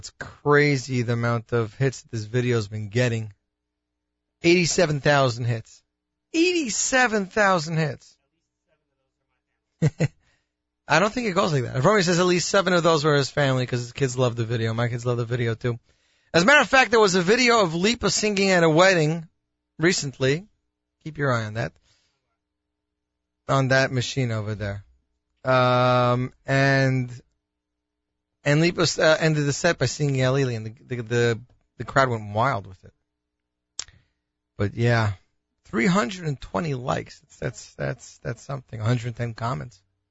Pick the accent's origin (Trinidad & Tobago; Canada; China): Canada; accent: Canadian; my Canadian accent